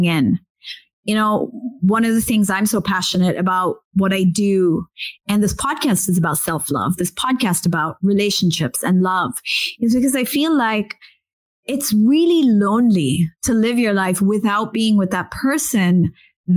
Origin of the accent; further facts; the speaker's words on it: India; being Indian myself